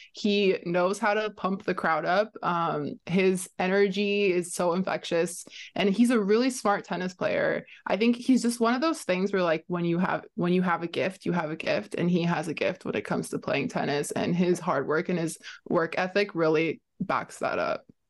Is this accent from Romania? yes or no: yes; Romania; now in Canada; I'm from Romania